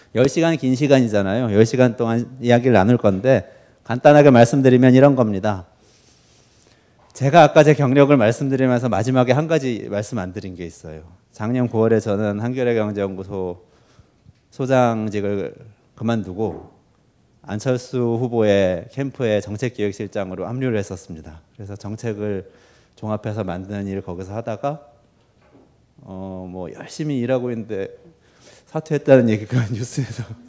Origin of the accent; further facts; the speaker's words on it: Seoul, South Korea; also born or lived in United States; 제가 지금 살고 있는 데가 제가 태어난 곳이거든요 동작구인데요 서울 동작구